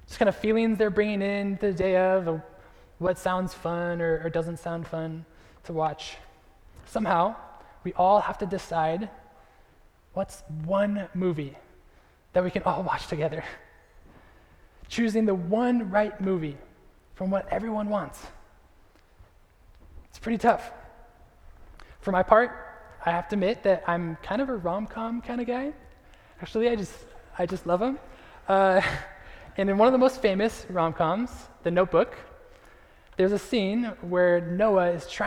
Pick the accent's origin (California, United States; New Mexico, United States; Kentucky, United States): California, United States; moved away as an adult; also born or lived in Chicago; now in Kansas City, United States; we are from California. We grew up in California